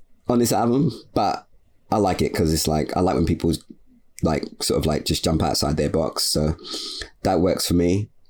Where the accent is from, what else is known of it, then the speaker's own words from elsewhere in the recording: Canada; I'm from Canada, but yeah, you are getting some neo soul shit.